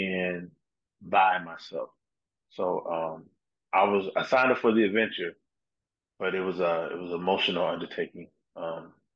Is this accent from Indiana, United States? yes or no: yes; South Bend, Indiana, United States; also born or lived in Detroit, Michigan; now in Dallas, United States; my hometown, South Bend, Indiana